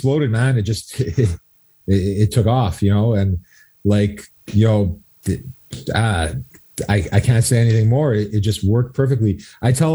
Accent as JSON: {"language": "English", "town": "Two Mountains", "region": "Quebec", "country": "Canada", "tie": "born or raised there", "said": "we're both from Two Mountains"}